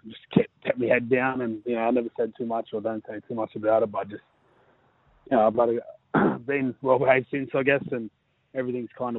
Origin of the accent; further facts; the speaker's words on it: Blacktown, New South Wales, Australia; now in Manly, Australia; I was born and raised out there